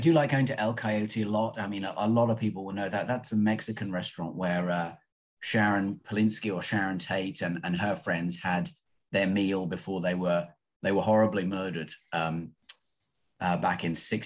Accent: London, United Kingdom; now in Los Angeles, United States; I'm from London, obviously, or close to London

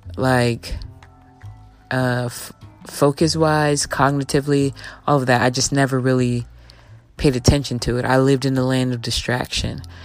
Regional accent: Texas, United States; me being a Texan

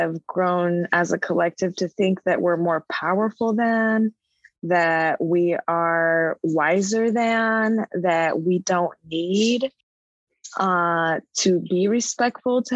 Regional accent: Rogue Valley, Southern Oregon, United States; I'm Chicana Indigena, born and raised in the Tecalma Territory, also known as the Rogue Valley in Southern Oregon.

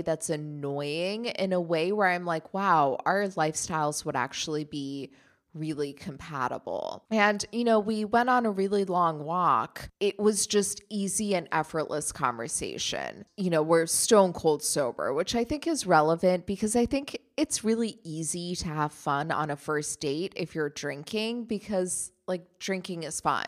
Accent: Germany; moved away; I grew up in Germany.

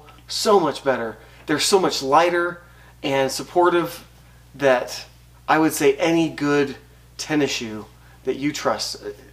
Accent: Arizona, United States; now in Idaho, United States; I grew up hiking in Arizona

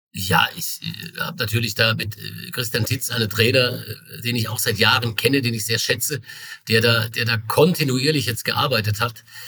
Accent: Pforzheim, Baden-Württemberg, Germany; aus meiner Heimatstadt, aus Pforzheim

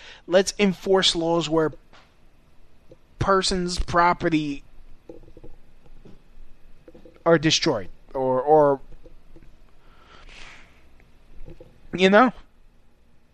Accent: New York City, New York, United States; growing up in New York City

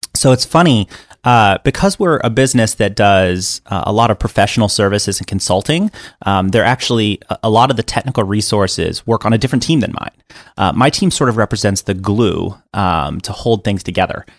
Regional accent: Miami, Florida, United States; also born or lived in Atlanta; now in Los Angeles, United States; I was growing up in Miami, Florida.

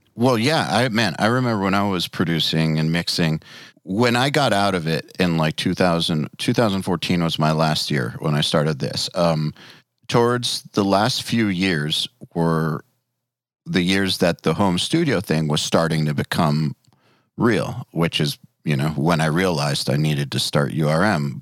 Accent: Atlanta, Georgia, United States; We're from Atlanta

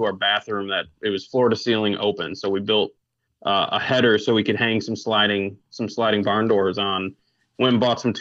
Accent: Oshkosh, Wisconsin, United States; moved away as an adult; now in Atlanta, United States; I was born and raised in Oshkosh, Wisconsin. Lived there for like 25 years, and then moved on down to the dirty south, the you know, Atlanta, the A.

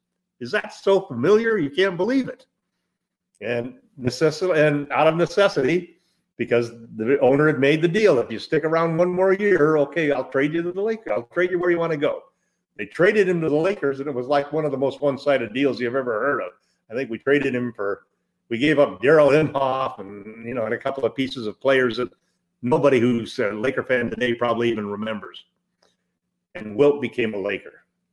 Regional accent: Midwest, United States; moved away; also born or lived in Southern California; I grew up in the Midwest and moved to Southern California in the 50s.

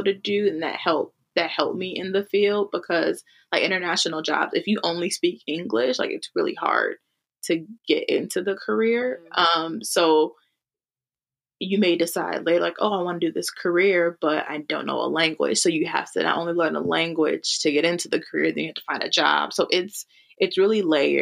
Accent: Milwaukee, Wisconsin, United States; also born or lived in Granada, Spain / Logroño, Spain / Berlin, Germany; I grew up in Milwaukee and that's like 600,000.

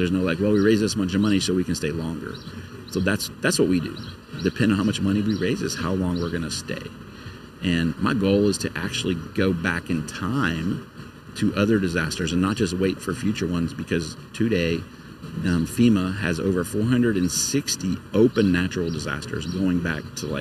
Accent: Lake Charles, Louisiana, United States; Lake Charles is my hometown

